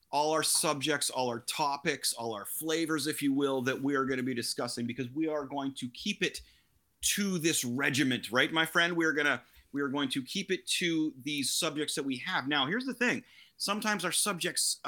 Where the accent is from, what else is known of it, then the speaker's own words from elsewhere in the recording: Canada; now in Kingston, Canada; So I am located in Kingston, Ontario, Canada